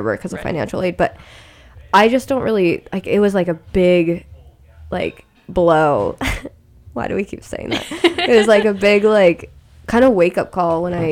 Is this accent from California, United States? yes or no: yes; Sacramento, California, United States; moved away as an adult; now in San Francisco, United States; I'm from Sacramento